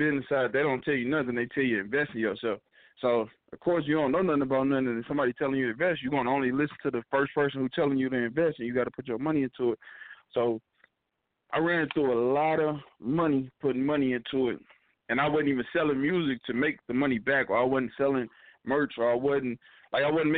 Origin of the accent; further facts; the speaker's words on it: St. Louis, Missouri, United States; I'm from St. Louis.